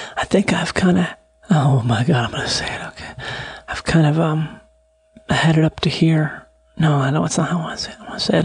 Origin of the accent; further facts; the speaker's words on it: Rochester, Minnesota, United States; growing up in Rochester, Minnesota